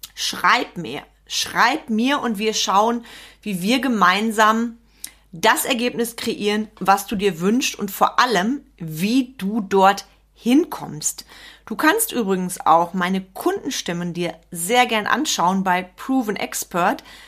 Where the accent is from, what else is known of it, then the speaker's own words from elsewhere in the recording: Sauerland, North Rhine-Westphalia, Germany; Bei uns im Sauerland